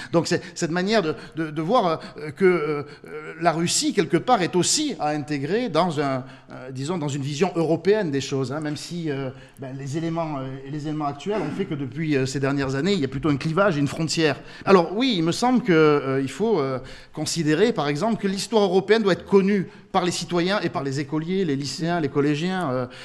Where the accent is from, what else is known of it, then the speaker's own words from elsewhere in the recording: France; chez nous en France